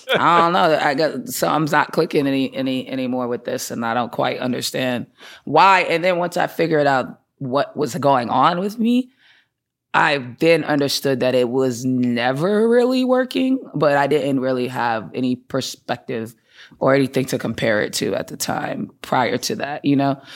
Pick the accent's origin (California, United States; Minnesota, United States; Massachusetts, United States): Massachusetts, United States; Boston; also born or lived in Atlanta, Georgia; I grew up in Boston. I'm from Boston. Uh, lived there my whole life